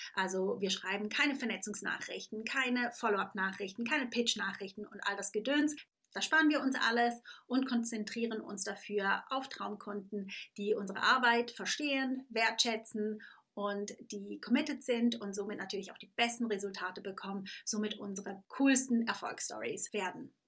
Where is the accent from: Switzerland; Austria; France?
Switzerland; Thurgau; now in England; aufgewachsen bin ich in der Schweiz, äh, ganz klassisch auf dem Lande mit den Kuhglocken um mich rum, nicht in den Bergen, sondern am Bodensee.